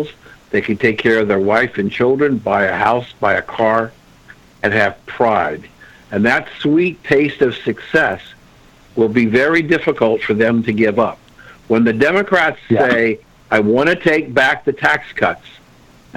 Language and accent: English; Columbus, Ohio, United States; When I was growing up in Columbus, Ohio, my grandfather lived two blocks away.